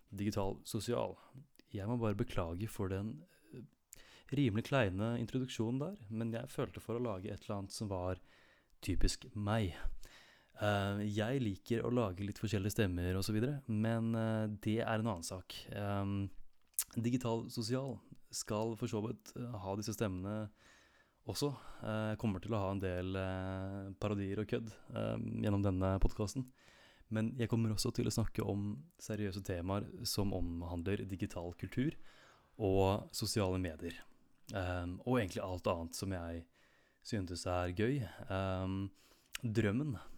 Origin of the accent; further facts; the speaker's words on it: Nordre Follo, Viken, Norway; Jeg kommer fra Nordre Follo i eh, Viken storkommune, like sydøst for Oslo